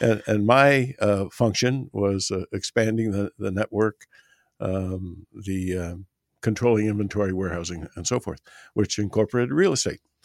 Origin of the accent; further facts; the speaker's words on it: Canada; moved away as an adult; also born or lived in Southern Ontario; now in United States; I'm a Canadian